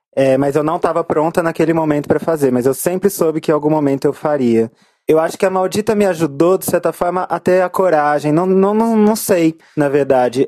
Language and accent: Portuguese; Goiânia, Goiás, Brazil; now in São Paulo, Brazil; eu cresci num lugar muito homofóbico e muito pesado, que é Goiânia. Eu nasci em São Paulo, mas fui criada lá.